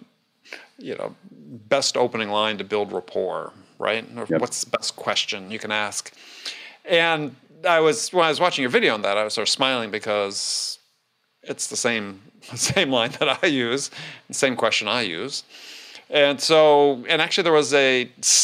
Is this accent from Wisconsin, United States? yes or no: yes; Madison, Wisconsin, United States; I'm from Madison